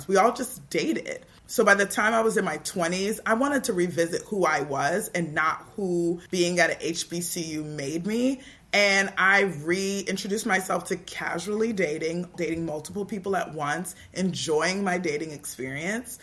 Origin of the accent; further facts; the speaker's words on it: Toronto, Ontario, Canada; I grew up in Toronto in a culture that was very teen-centered